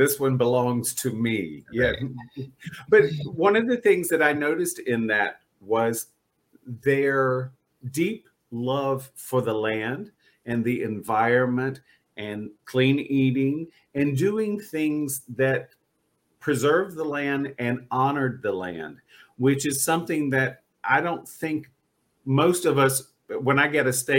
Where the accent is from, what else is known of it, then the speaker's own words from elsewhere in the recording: North Carolina, United States; and I grew up in North Carolina